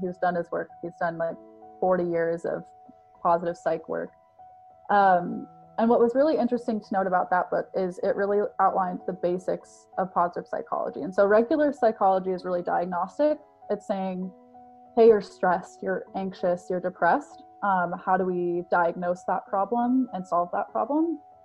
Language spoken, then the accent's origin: English; Colorado, United States; we grew up in Colorado, which is like, it has a lot of mountains.